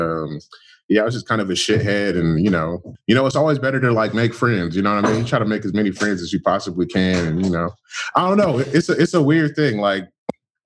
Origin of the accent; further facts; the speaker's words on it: Inland Empire, California, United States; I'm from right outside of LA. I'm from, like, the IE